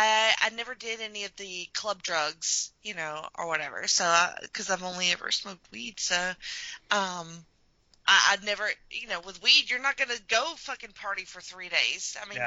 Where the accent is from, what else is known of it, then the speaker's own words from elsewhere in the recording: Alabama, United States; I'm from Alabama